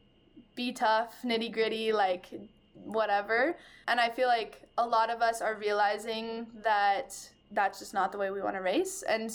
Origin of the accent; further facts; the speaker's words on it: Bend, Oregon, United States; I was born and raised in Bend, small town